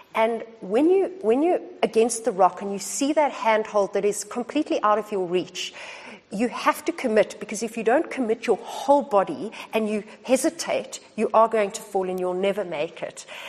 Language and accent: English; South Africa; moved away as an adult; also born or lived in Australia; the country of my birth